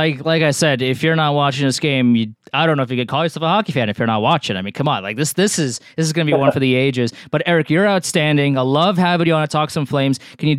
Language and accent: English; New York, United States; as a New Yorker